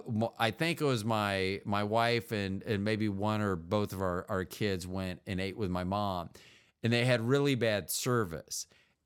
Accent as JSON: {"language": "English", "town": "St. Petersburg", "region": "Florida", "country": "United States", "tie": "born there", "said": "In 2005, I went down and petitioned Pinellas County. I was born in St. Petersburg."}